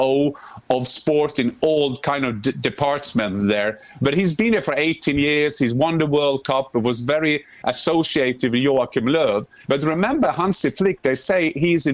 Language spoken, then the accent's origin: English; Norway; I'm from Norway.